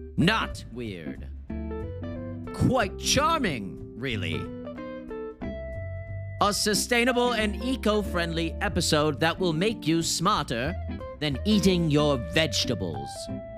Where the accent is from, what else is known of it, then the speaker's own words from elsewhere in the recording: New York, United States; now in Austin, United States; I'm from New York.